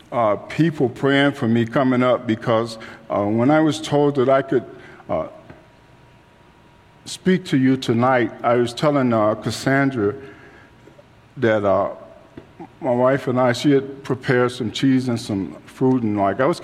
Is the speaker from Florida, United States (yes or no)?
no; Chicago, Illinois, United States; I grew up in Chicago, and I was out in the streets